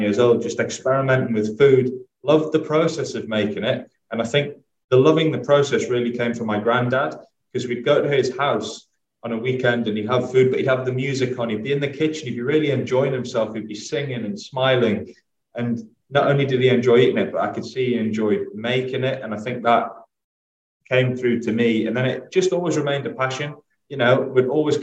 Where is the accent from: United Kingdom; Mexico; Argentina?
United Kingdom; Northumberland, North East England; now in London, United Kingdom; I grew up in Northumberland.